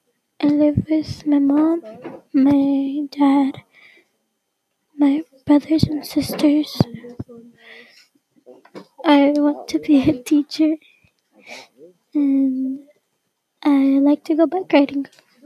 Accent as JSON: {"language": "English", "region": "Texas", "country": "United States", "tie": "born or raised there", "said": "I'm in 7th grade. I go to Barwas Middle School. I was born in Texas."}